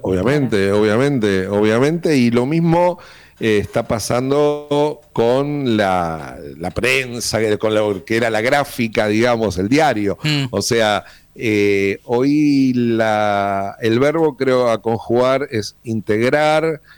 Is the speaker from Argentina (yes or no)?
yes; Argentina